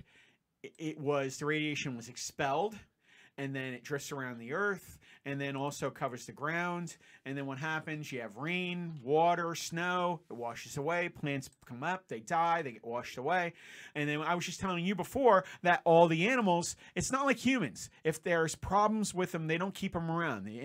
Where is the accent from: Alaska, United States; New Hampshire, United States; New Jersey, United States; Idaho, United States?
New Jersey, United States; I grew up in New Jersey